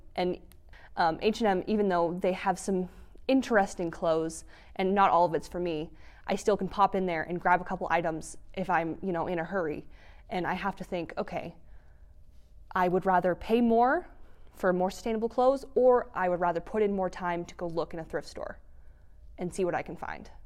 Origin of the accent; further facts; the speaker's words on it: Fort Collins, Colorado, United States; now in Grand Junction, United States; I'm not from Grand Junction. I'm from the Front Range, um, near Fort Collins